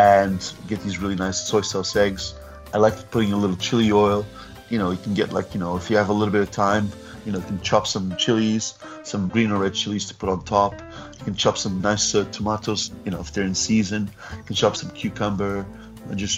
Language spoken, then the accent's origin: English; Portugal; I grew up in Portugal